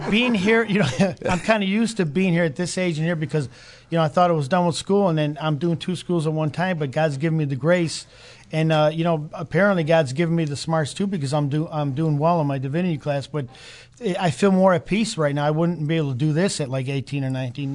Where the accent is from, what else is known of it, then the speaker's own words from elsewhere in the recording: Chicago, Illinois, United States; moved away as an adult; also born or lived in Calabria, Italy; now in Broken Arrow, United States; I grew up in Chicago.